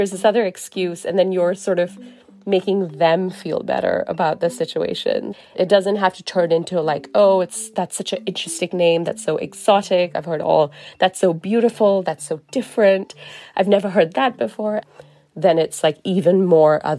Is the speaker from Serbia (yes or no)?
no; Singapore; growing up in Singapore